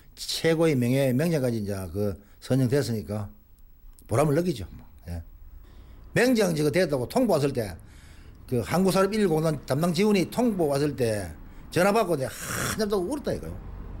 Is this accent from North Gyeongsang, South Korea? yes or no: yes; Cheongdo, North Gyeongsang, South Korea; also born or lived in Daegu; 중학교가 그 왕복 30리 걸어 다니거든요. 그때 청도군에서